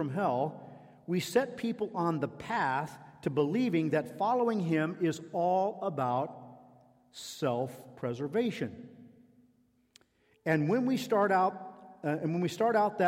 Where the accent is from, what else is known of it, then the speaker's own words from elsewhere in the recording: United States; a young man growing up in American evangelicalism in the 1960s and 70s